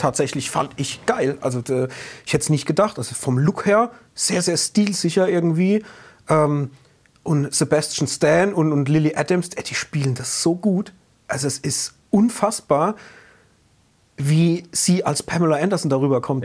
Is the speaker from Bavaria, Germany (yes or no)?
no; Rhineland-Palatinate, Germany; accent: Palatine dialect; wir sind ja hier aus der Pfalz und unser Dialekt ist ja, wenn wir im Dialekt sprechen, auch nicht der einfachste